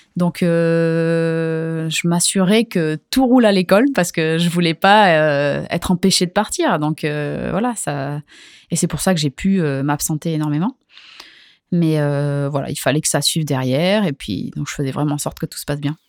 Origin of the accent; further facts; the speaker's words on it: Hendaye, Nouvelle-Aquitaine, France; now in Anglet, France; J'ai grandi à Hendaye et là ça fait plusieurs années que, que je vis à Anglette